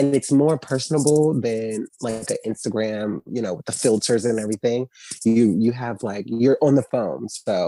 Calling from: New York, United States; I'm calling from New York.

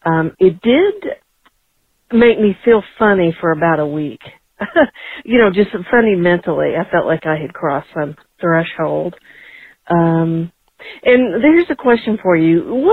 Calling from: Atlanta, Georgia, United States; I'm from Atlanta.

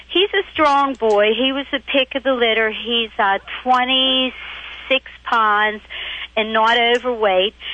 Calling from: Pittsburgh, Pennsylvania, United States; I'm calling from Pittsburgh, Pennsylvania.

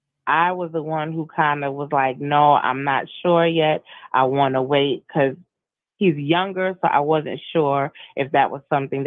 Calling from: South Carolina, United States; I'm from South Carolina.

